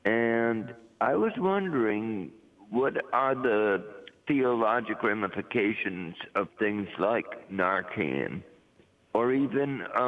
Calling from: Bridgeport, Connecticut, United States; I'm calling from Connecticut, Bridgeport, Connecticut.

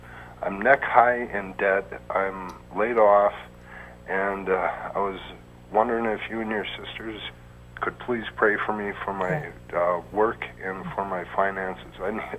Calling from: Wisconsin, United States

